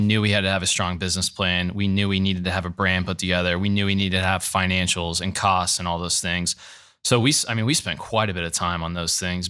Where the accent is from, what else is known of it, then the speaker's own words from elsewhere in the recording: Gahanna, Ohio, United States; grew up in the city, went to Gahanna Christian